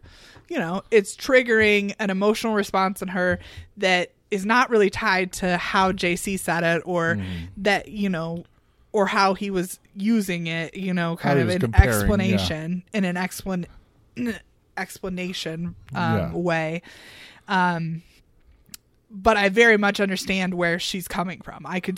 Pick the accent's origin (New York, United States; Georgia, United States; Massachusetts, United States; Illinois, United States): Illinois, United States; Yeah, I mean, we're from Central Illinois.